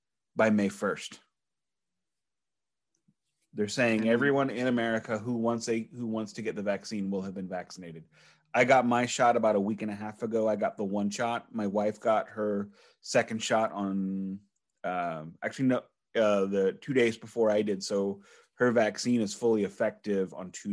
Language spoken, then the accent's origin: English; Canada; shoot me, I'm Canadian, because everyone hates us.